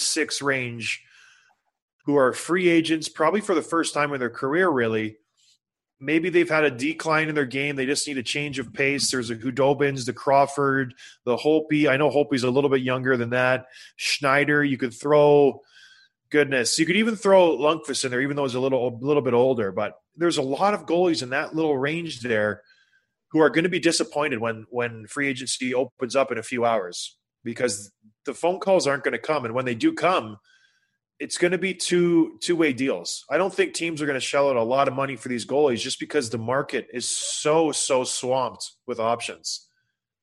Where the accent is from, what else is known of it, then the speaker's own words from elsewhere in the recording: St. Catharines, Ontario, Canada; I grew up in St. Catharines